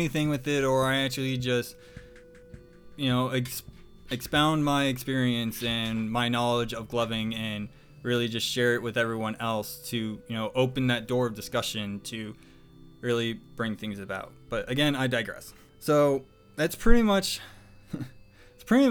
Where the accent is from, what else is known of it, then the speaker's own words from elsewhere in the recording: Mesa, Arizona, United States; moved away; living back in my hometown of Mesa, Arizona